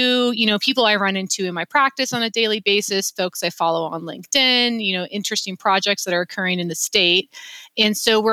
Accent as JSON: {"language": "English", "region": "Wyoming", "country": "United States", "moved": "as an adult", "lives_now": "Salt Lake City, United States", "said": "I'm from Wyoming. We're a very active outdoorsy state."}